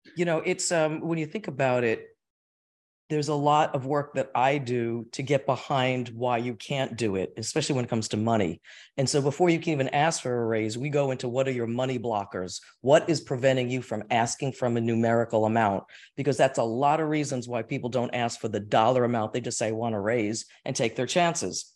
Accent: Ridgefield, New Jersey, United States; We're from Richfield, New Jersey. I am a Jersey girl

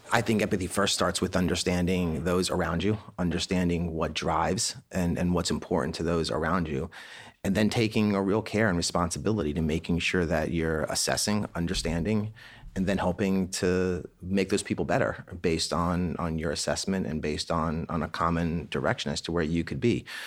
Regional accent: Annapolis, Maryland, United States; We grew up in Annapolis, Maryland, and my family at a young age sponsored plebes from the Naval Academy to come to our house

